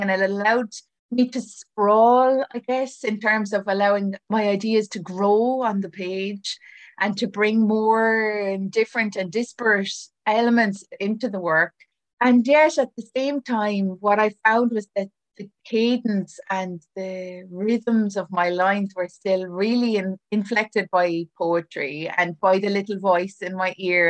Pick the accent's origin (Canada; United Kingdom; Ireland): Ireland; as an Irish writer